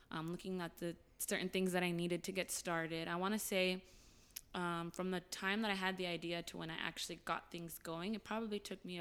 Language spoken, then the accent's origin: English; Glendale, California, United States; Yes, I did.